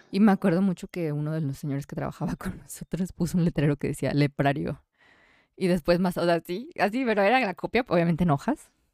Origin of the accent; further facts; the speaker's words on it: Mexico; nosotros somos mexicanos